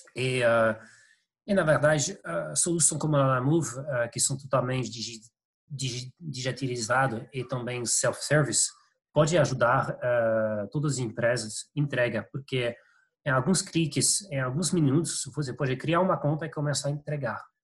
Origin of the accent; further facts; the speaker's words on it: France; Portuguese is a second language; moved away; eu sou francês, meu português não está perfeito.